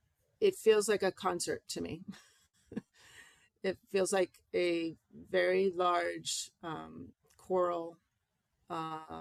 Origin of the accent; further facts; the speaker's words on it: Massachusetts, United States; now in Maine, United States; my hometown church in Massachusetts